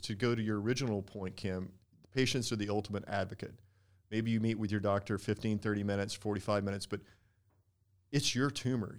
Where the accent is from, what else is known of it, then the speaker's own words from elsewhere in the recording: Texas, United States; moved away as an adult; now in San Diego, United States; being born in growing up in Texas